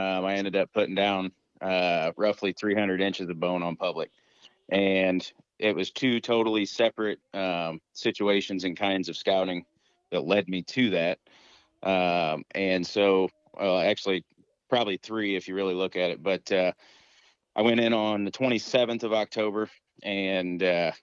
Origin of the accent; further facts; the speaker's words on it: Central Illinois, United States; I grew up in Central Illinois